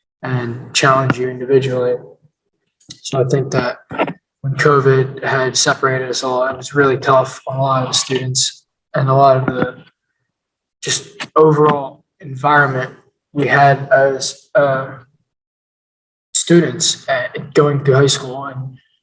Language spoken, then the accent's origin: English; Phoenixville, Pennsylvania, United States; Growing up in Phoenixville, I feel like in Phoenixville, when I was in middle school and elementary school, I was new